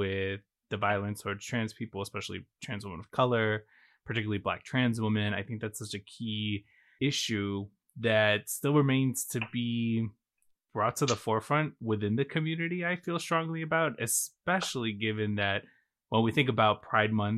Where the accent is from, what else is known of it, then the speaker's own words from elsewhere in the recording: Chicago, Illinois, United States; moved away; I'm originally from Chicago.